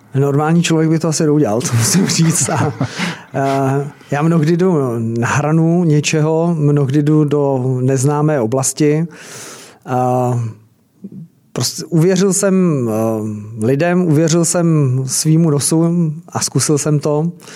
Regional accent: Czechia; jsme Češi

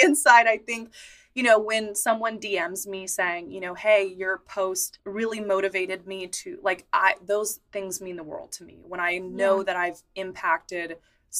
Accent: San Francisco, California, United States; I grew up in San Francisco

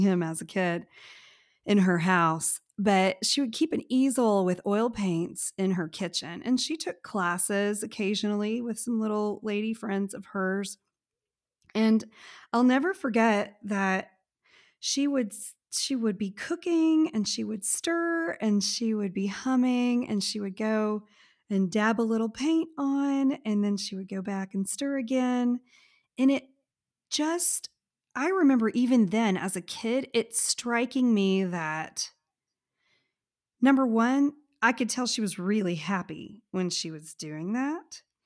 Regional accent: Texas, United States; I am from Texas

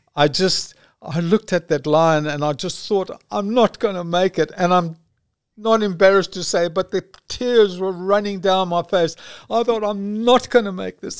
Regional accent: South Africa; I'm from South Africa.

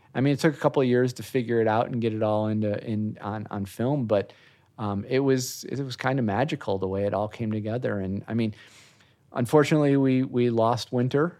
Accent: Chicago, Illinois, United States; moved away as an adult; also born or lived in Orlando; now in Florida, United States; born and raised in the Chicago area, moved to Florida in nineteen ninety-eight to work in the industry

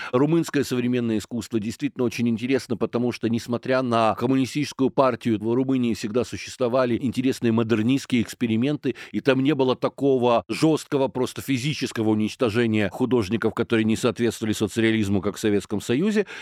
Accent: Kyiv, Ukraine; я киевлянин

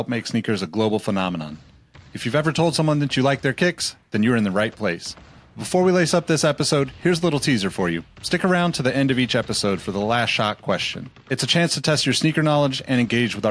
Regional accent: Sacramento, California, United States; my hometown of Sacramento

